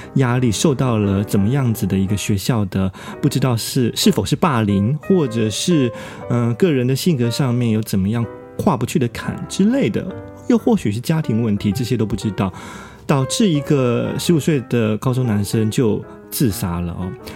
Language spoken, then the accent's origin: Chinese; Taiwan; now in Japan; 我们台湾人，呃，注在日本的台湾人